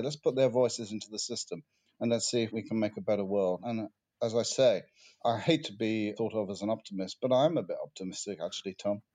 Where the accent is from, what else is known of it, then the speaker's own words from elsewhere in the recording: United Kingdom; what makes me British? What do I like about being British? Do I feel British?